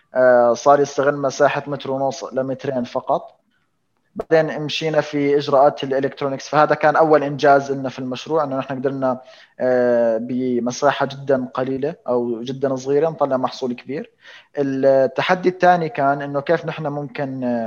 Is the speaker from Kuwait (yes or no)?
no; Jordan; عندنا في الاردن